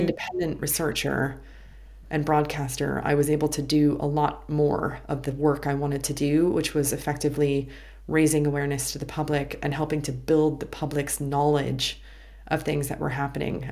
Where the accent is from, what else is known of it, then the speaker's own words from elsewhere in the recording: United States; being American